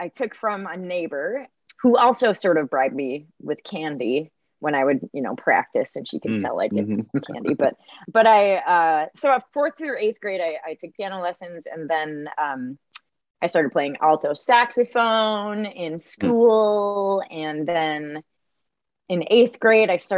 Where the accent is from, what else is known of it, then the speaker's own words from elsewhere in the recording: Minnesota, United States; I grew up in small town Minnesota